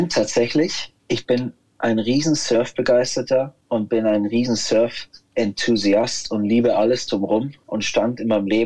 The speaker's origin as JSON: {"language": "German", "town": "Munich", "region": "Bavaria", "country": "Germany", "tie": "born or raised there", "said": "Also meine Hood ist München-Schwabing, geboren und aufgewachsen und äh, ich bin schon so euer Schwabinger."}